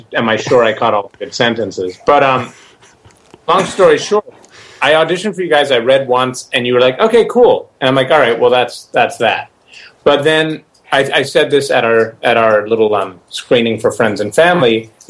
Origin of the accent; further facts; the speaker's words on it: Montreal, Quebec, Canada; born there; I was born in Montreal, so I spoke the little broken French that I knew.